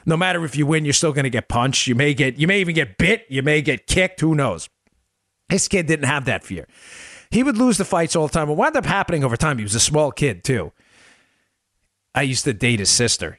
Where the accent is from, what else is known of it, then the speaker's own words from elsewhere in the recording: Glendale, United States; I grew up in Glendale